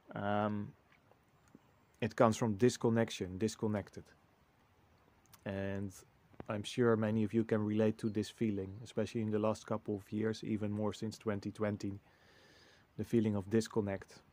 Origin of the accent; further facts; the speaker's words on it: Netherlands; moved away as an adult; now in Portugal; the Netherlands, my home country